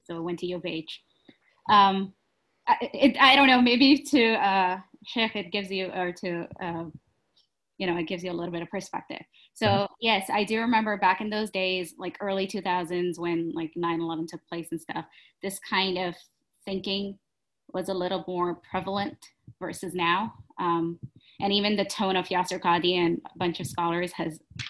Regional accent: Houston, Texas, United States; I'm in my 30s and I'm a law student at Loyola. I grew up in Houston

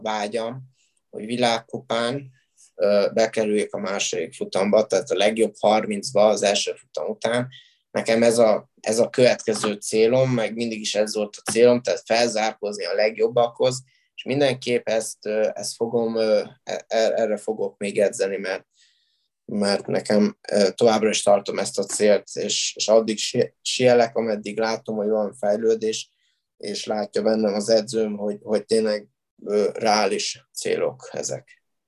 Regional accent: Miskolc, Borsod-Abaúj-Zemplén, Hungary; mert én Miskolci vagyok, méghozzá Diósgyőri gimnáziumban jártam

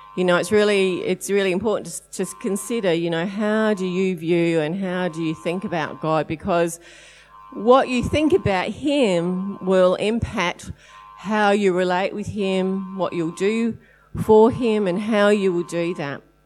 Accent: Adelaide, South Australia, Australia; we are from Adelaide

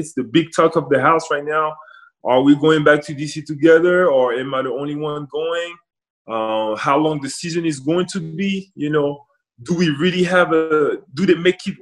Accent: Rouen, Normandy, France; now in Washington, United States; Obviously grew up in France. Rouen, it's my hometown

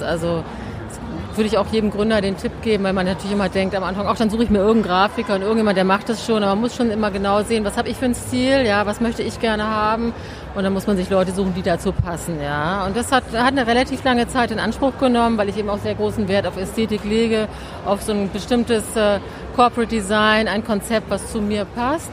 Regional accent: Hamburg, Germany; now in Berlin, Germany; wir haben jetzt wenig Familie in Berlin und so. Ich bin ja aus Hamburg

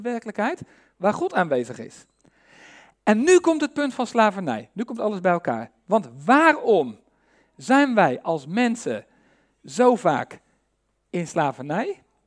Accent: Netherlands; wij als Nederlanders

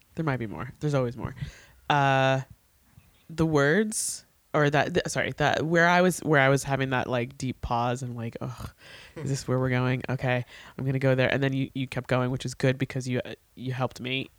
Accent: New York, United States; I, as a New Yorker

